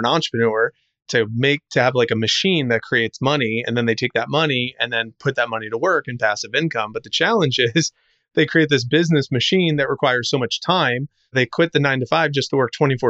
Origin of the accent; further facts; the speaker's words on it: New Jersey, United States; now in Tampa, United States; I grew up in New Jersey, live in Tampa, Florida right now